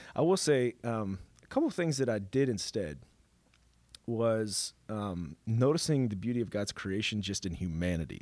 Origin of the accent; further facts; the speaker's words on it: Dallas, Texas, United States; I come from Dallas